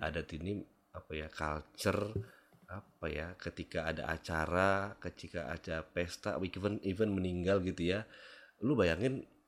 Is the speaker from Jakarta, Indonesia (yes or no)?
no; Medan, North Sumatra, Indonesia; gue nih lahir besar di Medan